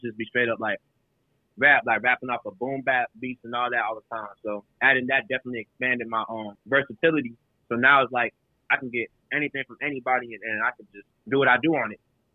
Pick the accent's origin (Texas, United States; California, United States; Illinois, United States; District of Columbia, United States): Texas, United States; Houston; also born or lived in New Orleans, Louisiana, United States; Then I moved to Houston. I've been living here ever since